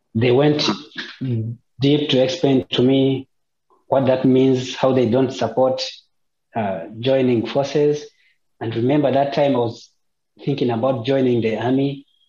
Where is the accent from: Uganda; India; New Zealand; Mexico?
Uganda; moved away as an adult; I've lived with Christians, my family, for 25 years. Uganda is a Christian nation